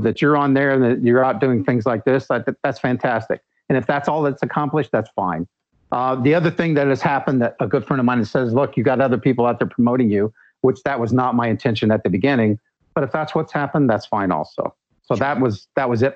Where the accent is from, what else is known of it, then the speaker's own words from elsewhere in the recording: United States; I'm from the United States